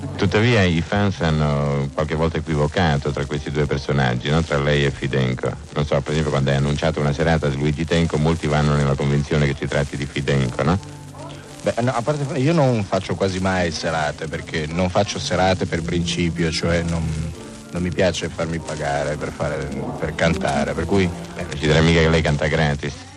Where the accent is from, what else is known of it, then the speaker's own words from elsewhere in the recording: province of Alessandria, Piedmont, Italy; Io sono nato in Piemonte, in provincia di Alessandria.